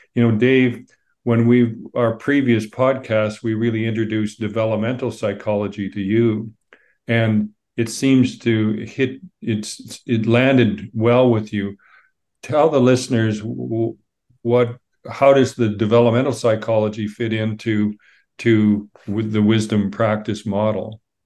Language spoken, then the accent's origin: English; Saskatchewan, Canada; moved away as an adult; also born or lived in Seattle; growing up in Saskatchewan